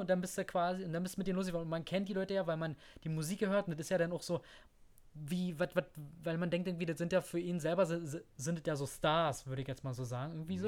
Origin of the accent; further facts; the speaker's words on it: Germany; Bei uns in Deutschland